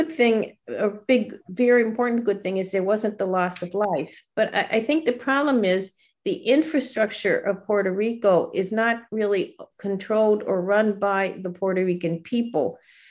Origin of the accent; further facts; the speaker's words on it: Scotland, United Kingdom; I'm Scottish.